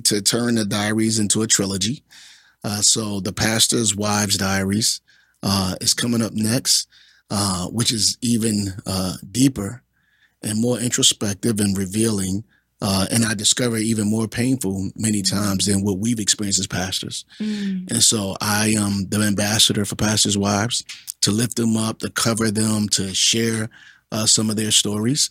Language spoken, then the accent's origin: English; Philadelphia, Pennsylvania, United States; I'm from North Philly. I'm from 25th and Allegheny. I grew up in the hood